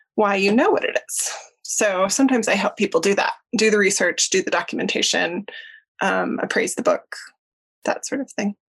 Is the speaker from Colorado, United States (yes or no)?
yes; Denver, Colorado, United States; moved away as an adult; now in Jackson, United States; I grew up in Denver